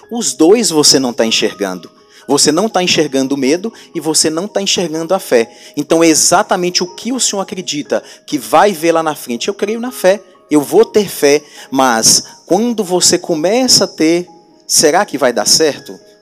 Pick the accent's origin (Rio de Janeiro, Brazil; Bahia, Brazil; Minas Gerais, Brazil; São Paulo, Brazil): Minas Gerais, Brazil; Montes Claros; eu sou aqui da cidade de Montes Claros